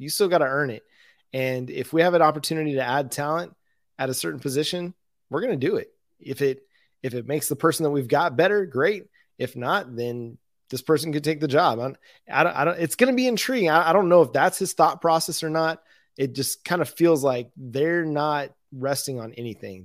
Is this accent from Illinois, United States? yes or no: no; Dallas, Texas, United States; growing up in Dallas, Fort Worth myself